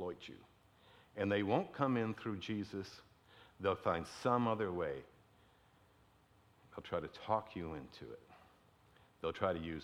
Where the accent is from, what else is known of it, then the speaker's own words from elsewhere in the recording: Detroit, Michigan, United States; growing up in Detroit